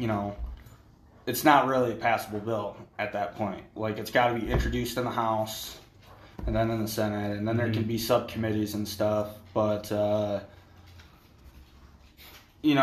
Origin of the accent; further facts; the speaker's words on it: Michigan, United States; now in Colorado, United States; I'm also a Michigan boy